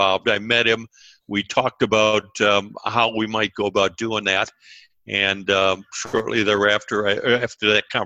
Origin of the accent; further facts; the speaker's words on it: Cleveland, Ohio, United States; also born or lived in Columbus, Ohio; I was born in Cleveland, Ohio, up in the north, Midwest